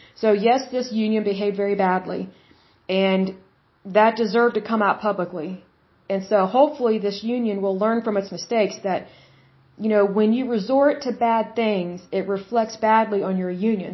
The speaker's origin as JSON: {"language": "English", "region": "Oklahoma", "country": "United States", "said": "I'm from Oklahoma"}